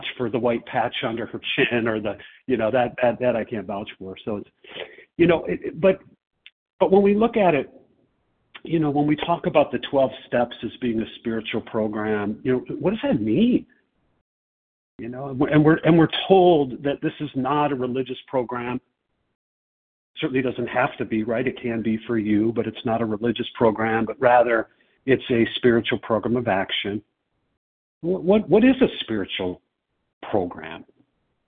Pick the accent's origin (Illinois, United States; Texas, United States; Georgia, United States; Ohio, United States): Illinois, United States; Chicago; I'm from Chicago